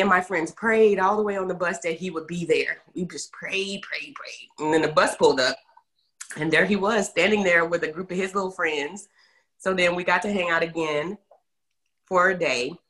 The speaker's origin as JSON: {"language": "English", "town": "Terrell", "region": "Texas", "country": "United States", "tie": "born or raised there", "also_born_or_lived": "Garland, Texas", "said": "I was born in Terrell, Texas, you know, home of Jamie Foxx, and uh, was there until middle school. Then my parents transitioned, and we moved up in the Dallas metro area um, into Garland"}